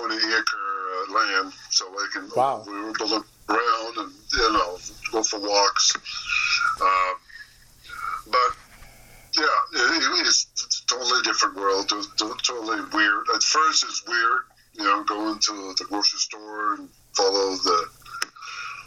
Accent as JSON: {"language": "English", "town": "Moncton", "region": "New Brunswick", "country": "Canada", "tie": "born or raised there", "said": "here in my hometown in Moncton, New Brunswick"}